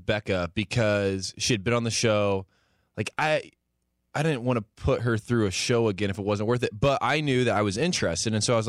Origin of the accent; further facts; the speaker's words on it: Warsaw, Indiana, United States; I'll never forget Warsaw, Indiana, my hometown